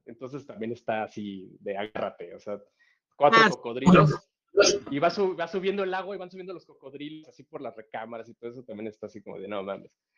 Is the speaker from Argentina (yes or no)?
no; Mexico; nosotros como mexicanos